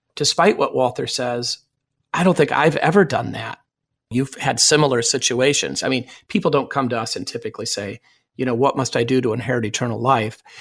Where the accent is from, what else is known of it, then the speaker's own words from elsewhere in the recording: United States; I'm also an American